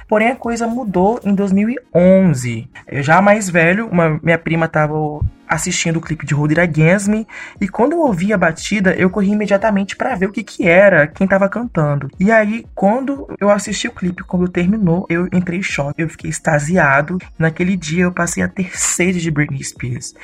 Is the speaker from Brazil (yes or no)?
yes; Vitória, Espírito Santo, Brazil; eu tenho 24 anos, sou de Vitória, Espírito Santo